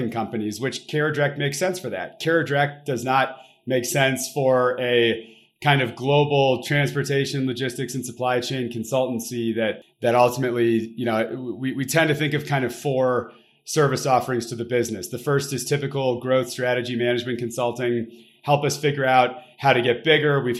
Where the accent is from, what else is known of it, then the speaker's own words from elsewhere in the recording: Detroit, Michigan, United States; so I you know m- moved around a, a, a fair amount as a kid, but consider myself to be from the Detroit suburbs of Michigan